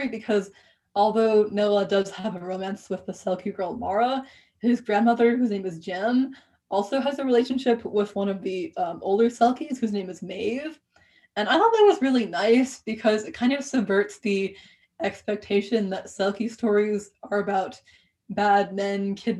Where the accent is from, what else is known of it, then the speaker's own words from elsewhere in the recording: New England, United States; I grew up around the New England Ocean.